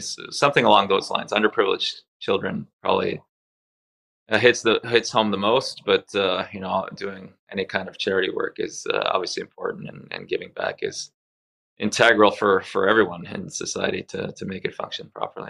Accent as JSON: {"language": "English", "country": "Canada", "second_language": "English", "said": "make the move to Canada in 1976. Uh, it was a tough transition for me at first. I didn't speak any English. I was crying on my first few days at school"}